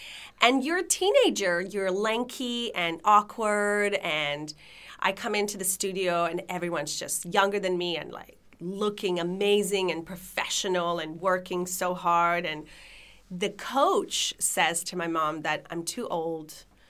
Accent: Canada; also born or lived in Lithuania / Israel; So I was born in Lithuania. I moved to Israel when I was, after 6 years from Israel, my family immigrated to Canada.

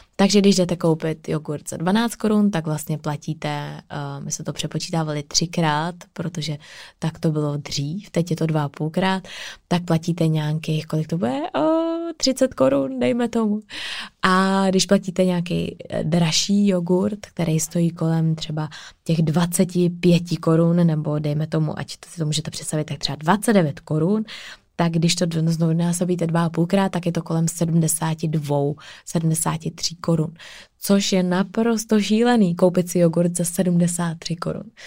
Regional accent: Czechia; tady u nás v Čechách

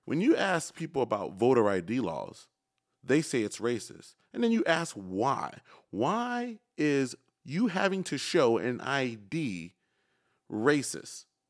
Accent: Chicago, Illinois, United States; moved away; born and raised in Chicago

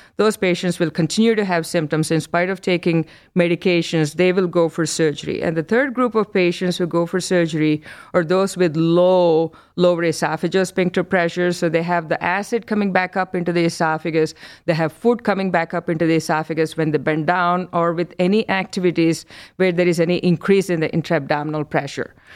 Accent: India; moved away as an adult; also born or lived in New York, United States; now in Cleveland, United States; I'm born and brought up in India

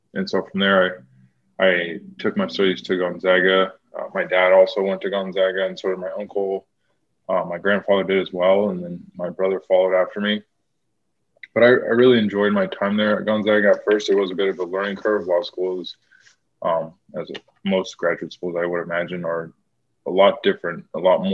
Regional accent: Spokane, Washington, United States; I'm from Spokane, Washington

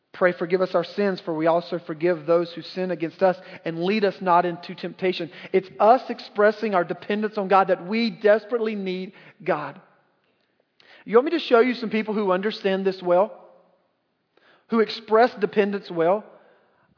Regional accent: North Carolina, United States; growing up in North Carolina, again, the buckle of the Bible Belt

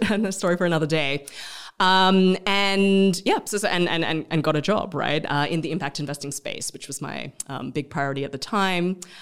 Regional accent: Australia; moved away as an adult; also born or lived in India; now in Vietnam; I'm Australian. I'm of Malaysian Chinese background

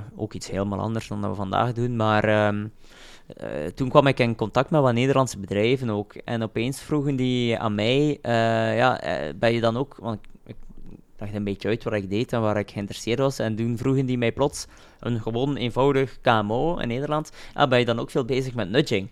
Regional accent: Roeselare, Flanders, Belgium; uit Roeselaar, ik ben van Roeselaar.

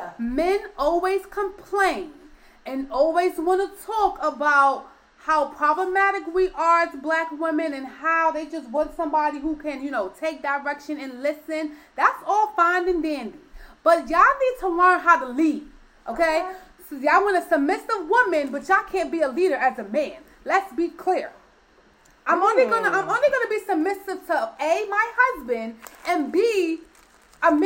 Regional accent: New York City, New York, United States; I am a New Yorker

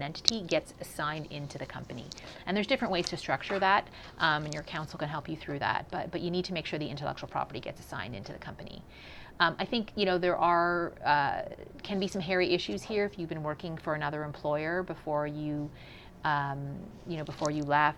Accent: Canada; moved away as an adult; also born or lived in Silicon Valley, United States / New York City, United States; I'm Canadian and just moved back to Canada a few months ago, but spent a large part of my career working in the U.S. technology world

